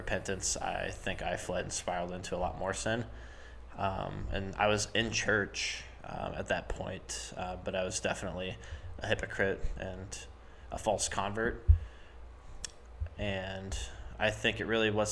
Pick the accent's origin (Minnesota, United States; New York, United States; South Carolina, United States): South Carolina, United States; Summerville; I'm from Somerville